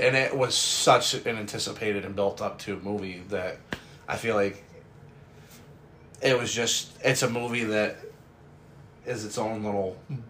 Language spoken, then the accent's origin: English; New York, United States; if for anybody who doesn't know, we're from New York. Not city, but from New York State.